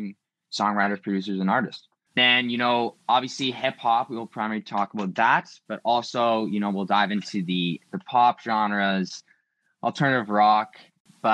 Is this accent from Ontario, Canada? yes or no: no; Vancouver, British Columbia, Canada; I'm from Vancouver